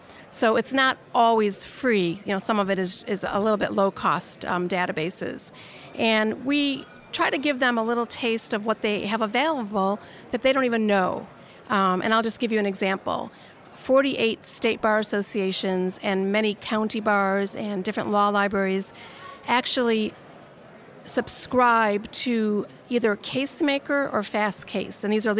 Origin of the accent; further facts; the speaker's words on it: Chicago, Illinois, United States; moved away as an adult; also born or lived in Los Angeles; So I am from Chicago, Illinois, originally. This is my hometown where I'm sitting. And I moved to Los Angeles in 1985.